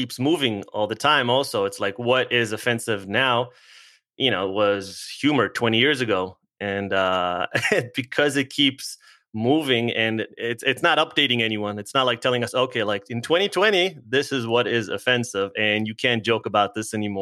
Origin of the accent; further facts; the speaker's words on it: Israel; now in United States; I'm originally from Israel.